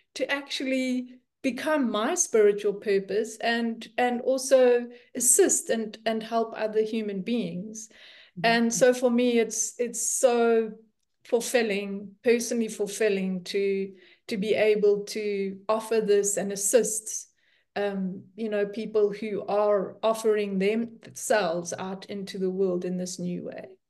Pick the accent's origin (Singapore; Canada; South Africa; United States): South Africa; moved away as an adult; now in Netherlands; I'm South African and been living in the Netherlands for four years.